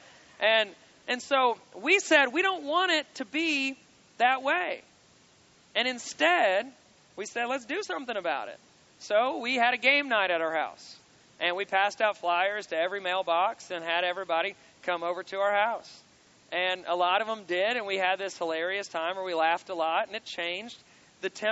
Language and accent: English; Kentucky, United States; I'm from Kentucky